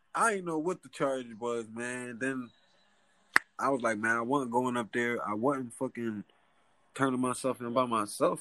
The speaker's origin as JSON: {"language": "English", "town": "Philadelphia", "region": "Pennsylvania", "country": "United States", "tie": "born or raised there", "said": "I'm from West Philly, West Philadelphia"}